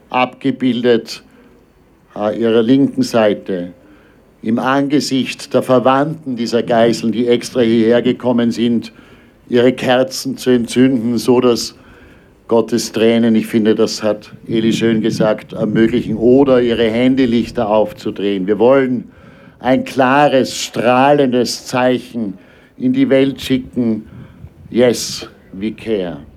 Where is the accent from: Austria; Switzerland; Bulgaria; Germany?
Austria; Er ist Israeli. Ich bin Österreicher.